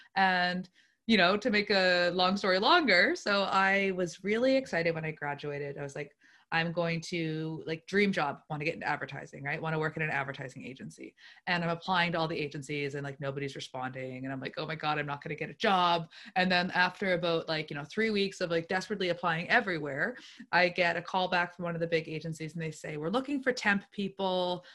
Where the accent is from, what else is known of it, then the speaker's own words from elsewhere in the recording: Lunenburg, Nova Scotia, Canada; I grew up in the South Shore, um, Lunenburg specifically.